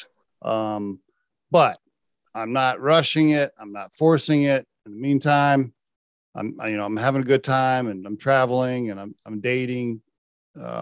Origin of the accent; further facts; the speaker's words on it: Oklahoma, United States; I grew up in Oklahoma